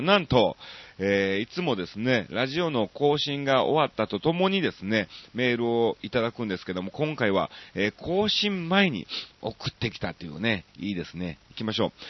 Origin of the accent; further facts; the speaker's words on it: Osaka, Japan; 僕は大阪市の、えっと、えー、コノハナ区っていう区なんですね